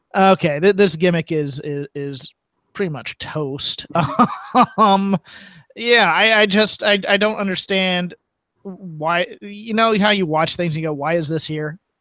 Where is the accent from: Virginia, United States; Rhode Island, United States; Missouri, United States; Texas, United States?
Virginia, United States; my home state people of Virginia